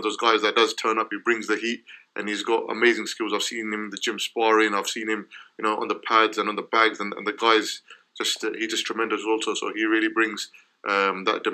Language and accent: English; United Kingdom; me being a British boxer